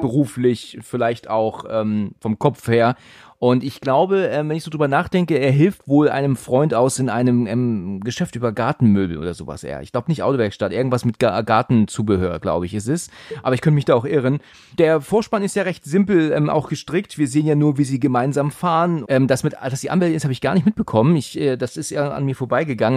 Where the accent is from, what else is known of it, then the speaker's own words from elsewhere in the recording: Husum, Schleswig-Holstein, Germany; moved away; ich bin ja aus ähm, Husum ursprünglich. Ich bin ja Norddeutscher auch